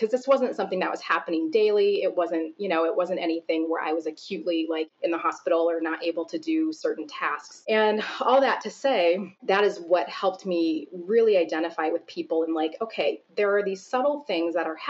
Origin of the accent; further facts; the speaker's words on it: Seattle, Washington, United States; moved away as an adult; now in Chicago, United States; when I had moved from the Pacific Northwest, I grew up a lot of my years outside of Seattle. When I moved from Seattle area to Chicago